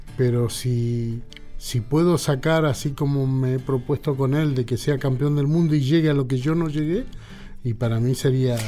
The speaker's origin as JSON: {"language": "Spanish", "area": "Solano, Correntino", "region": "Corrientes", "country": "Argentina", "said": "yo soy de Solano y Correntino"}